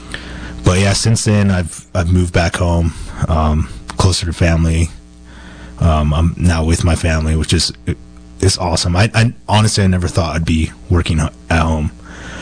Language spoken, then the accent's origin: English; Lake County, California, United States; also born or lived in Napa, California / Sacramento, California; I grew up in Lake County. I was born in Napa.